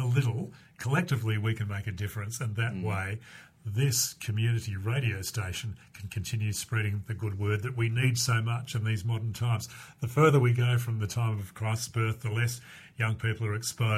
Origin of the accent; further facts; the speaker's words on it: Perth, Western Australia, Australia; I grew up in Mount Lawley and then went to CBC Highgate